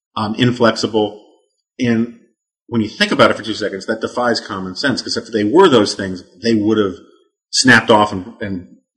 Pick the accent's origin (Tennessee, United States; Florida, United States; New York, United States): New York, United States; New York City; I always use the joke that I was like Christians in ancient Rome growing up on the Upper West Side of Manhattan.